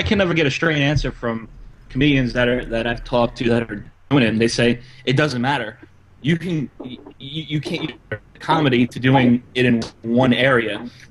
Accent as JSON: {"language": "English", "area": "Lower Westchester", "region": "New York", "country": "United States", "moved": "yes", "lives_now": "Connecticut, United States", "said": "well, I'm upstate Connecticut. Do I want to go down to New York City, back where I'm originally from? I was from Lower Westchester."}